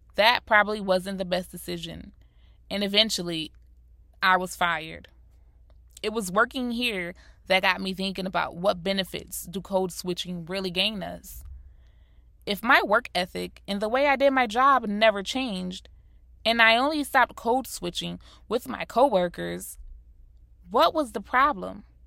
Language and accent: English; South Florida, United States; also born or lived in Rochester, New York; My mother moved me and my siblings down to South Florida. I was born and raised in Rochester, New York, so moving to Florida was already a culture shock to me